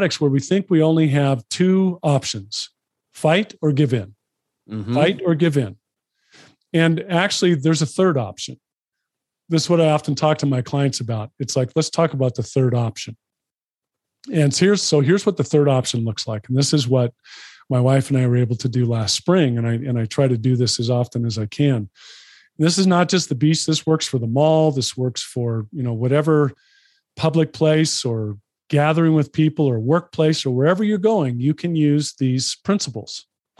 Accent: Los Angeles, California, United States; So I grew up in Los Angeles, spent a lot of time at the beach as a kid.

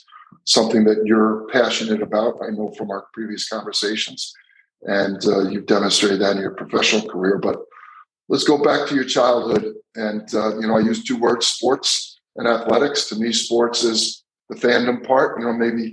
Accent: Long Island, New York, United States; I grew up on Long Island

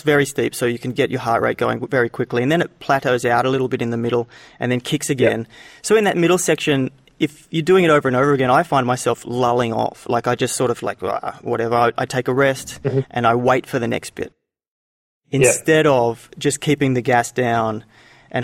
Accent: Canberra, Australian Capital Territory, Australia; That's my hometown

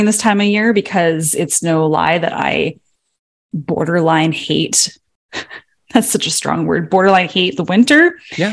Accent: Canada; we're Canadian. We're in Canada

